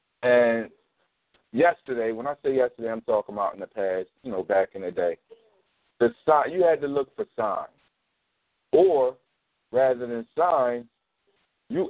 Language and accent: English; Philadelphia, Pennsylvania, United States; I grew up in North Philly